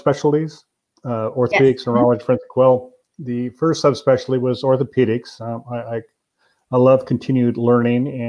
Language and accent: English; Albany, Oregon, United States; I grew up in Albany